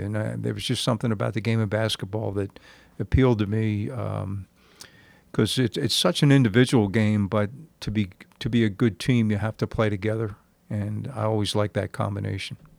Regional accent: New Jersey, United States; growing up in South Jersey, playing in a league when I was nine years old

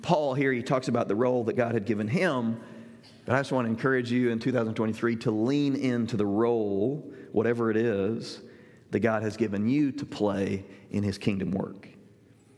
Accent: Southern Illinois, United States; the church I grew up in Southern Illinois

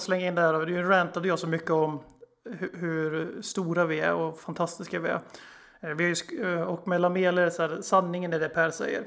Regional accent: Sweden; also born or lived in Eskilstuna; Vi är svenskar, vi sitter i Sverige

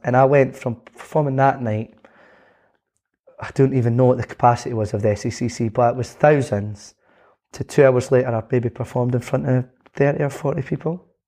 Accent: Scotland, United Kingdom; being Scottish

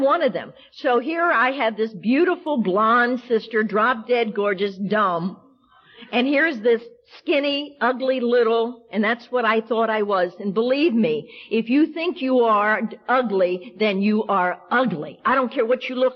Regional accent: the South, United States; also born or lived in Washington, D.C.; I'm a Southerner by birth

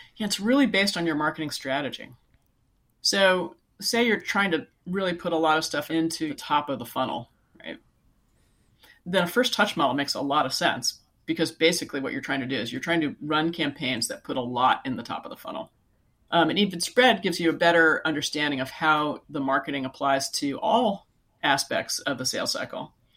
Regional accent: Silicon Valley, California, United States; I live in California, so I grew up in Silicon Valley

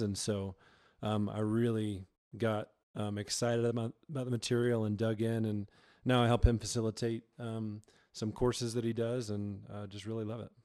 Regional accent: Georgia, United States; moved away as an adult; now in Colorado, United States; I was born and raised in Georgia and came out to Colorado

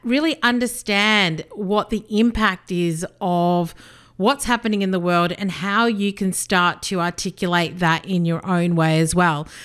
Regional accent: Australia; also born or lived in South Africa / Melbourne / United Kingdom; I was born in South Africa. My parents came to Australia when I was just two

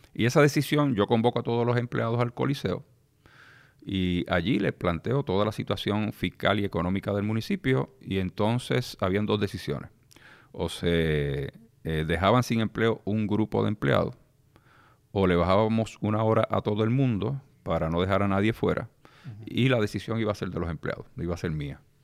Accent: Lares, Puerto Rico; also born or lived in Isabela; Yo nazco en el pueblo de Lares y me crio en el pueblo de Lares

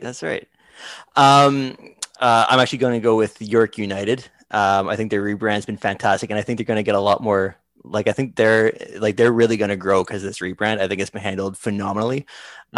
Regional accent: Canada; I'm from Canada

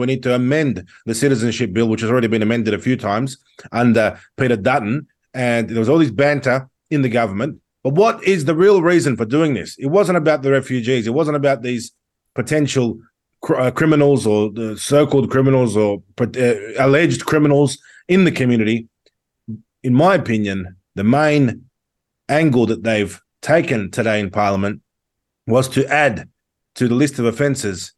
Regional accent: Sydney, New South Wales, Australia; I was born in Sydney, in Western Sydney.

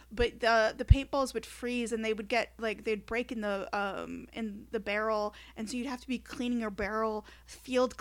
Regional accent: Michigan, United States; growing up in Michigan

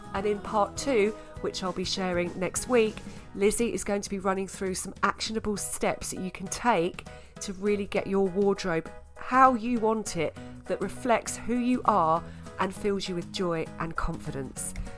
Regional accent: Essex, East of England, United Kingdom; accent: Essex; I was paranoid about my Essex accent and everyone else was posh, double-barreled, with signet rings in Coots Bank, and I was this Essex girl

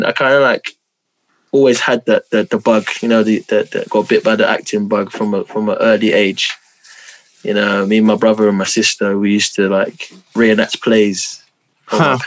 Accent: London, United Kingdom; I'm from South London, Peckham, born and bred Southeast London

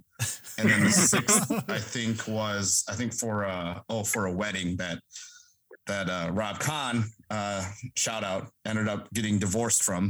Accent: Mole Lake, Wisconsin, United States; I'm from Mole Lake, Wisconsin. I'm a tribal member there.

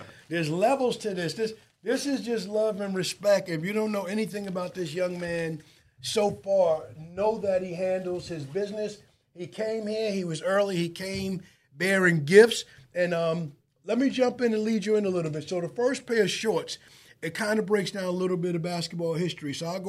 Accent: Wyandanch, New York, United States; The biggest four events in my youth, growing up in Wyandanch, 70s, 80s, and forward, was always Wyandanch versus Amityville.

